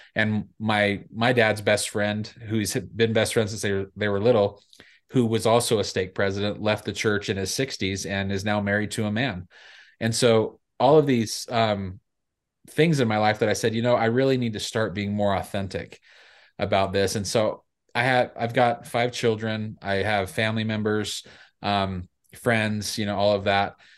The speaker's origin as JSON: {"language": "English", "town": "Salt Lake City", "region": "Utah", "country": "United States", "tie": "born or raised there", "said": "I grew up in downtown Salt Lake City"}